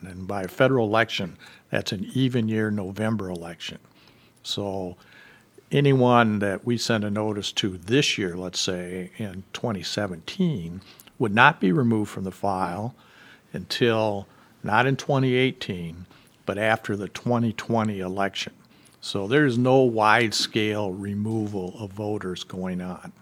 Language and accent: English; southwestern Michigan, United States; moving back to my hometown in southwestern Michigan